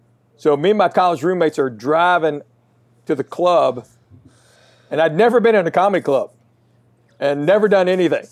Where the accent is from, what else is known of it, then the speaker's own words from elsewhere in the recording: Knoxville, Tennessee, United States; I was born and raised in Knoxville. So that's where I went to school.